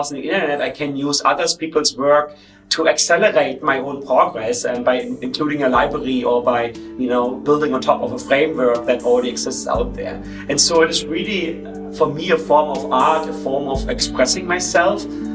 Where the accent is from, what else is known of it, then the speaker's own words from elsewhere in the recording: Germany; I was born in East Germany, when Germany was still divided into 2 countries